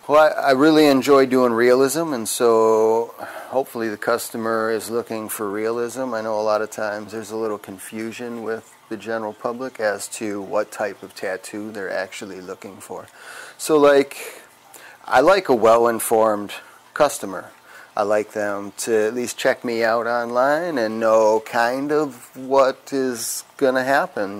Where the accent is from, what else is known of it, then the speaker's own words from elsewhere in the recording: Wisconsin, United States; I'm from Wisconsin